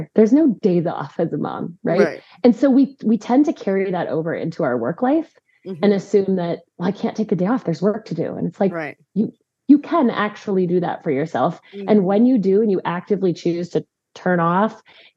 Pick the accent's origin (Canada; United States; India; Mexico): United States; Chicago, Illinois; also born or lived in Colorado; now in Conroe, Texas, United States; I'm from the Midwest. Originally, I'm from Chicago